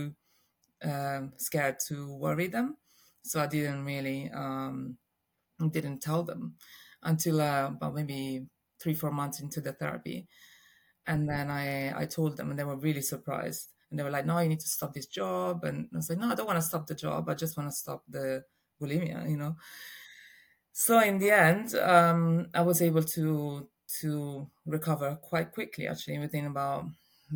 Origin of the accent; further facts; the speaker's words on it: Rome, Lazio, Italy; I was born in Rome and in Italy, and I grew up in a really normal family, I'd say. I have a sister and mom and dad were around, and it was very, very lovely upbringing in Rome